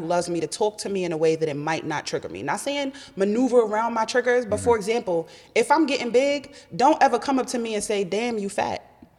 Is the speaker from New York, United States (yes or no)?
yes; New York, United States; I'm a New Yorker. Like, who are you talking to?